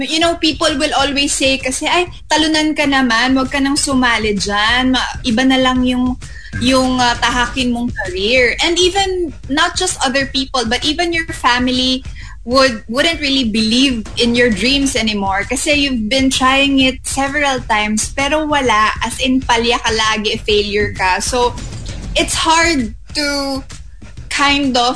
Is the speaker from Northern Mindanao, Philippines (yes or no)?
no; Davao City, Davao Region, Philippines; moved away; also born or lived in Manila; I'm a provinciana from Davao and then I came into Manila really auditioning.